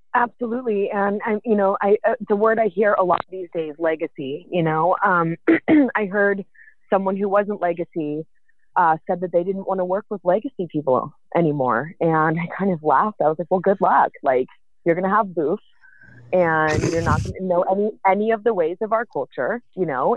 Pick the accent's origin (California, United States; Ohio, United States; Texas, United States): California, United States; the Bay Area; I'm from the Bay, born and raised